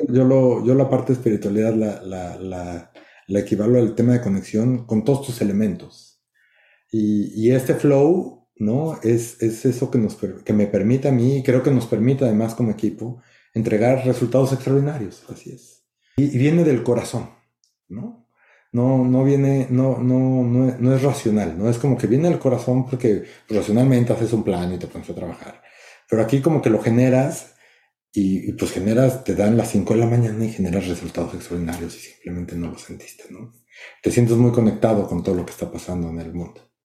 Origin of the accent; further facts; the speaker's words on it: Mexico City, Mexico; now in San Francisco, United States; soy de México